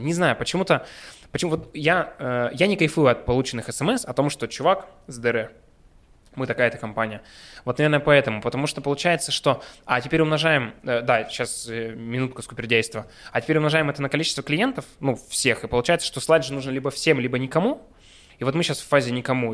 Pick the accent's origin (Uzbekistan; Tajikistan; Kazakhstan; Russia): Russia; Yekaterinburg, Sverdlovsk Oblast; мы горды и рады, что мы екатеринбуржцы, уральцы, мы родом отсюда